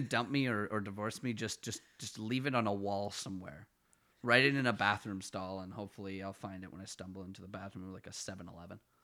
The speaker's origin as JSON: {"language": "English", "town": "Ottawa", "region": "Ontario", "country": "Canada", "tie": "born or raised there", "accent": "Ottawa Valley", "moved": "as an adult", "lives_now": "Toronto, Canada", "said": "I'm from west of, like, the core of Ottawa"}